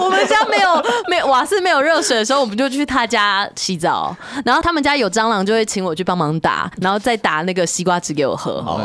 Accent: southern Taiwan, Taiwan; 因为我们南部会讲台语

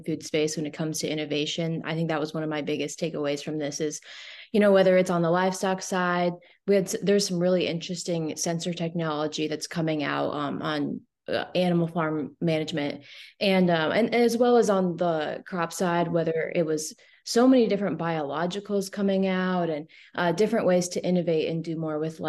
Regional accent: Grundy Center, Iowa, United States; I'm originally from Grundy Center, Iowa, so the central part of the state.

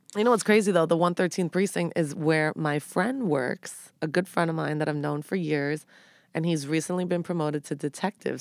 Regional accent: New York City, New York, United States; born or raised there

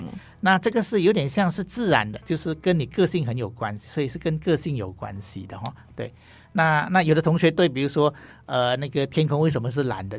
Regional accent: Ipoh, Perak, Malaysia; first language Hakka; Chinese is a second language; now in Taiwan; 我是马来西亚人哈，那我小学的时候就是，呃，学中文的学校

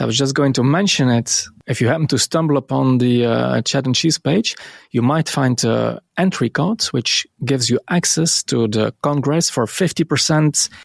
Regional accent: Belgium; it's so cool to be Belgian.

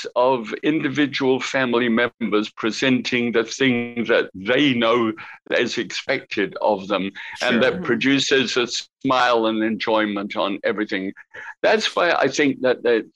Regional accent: United Kingdom; now in United States; as a Brit

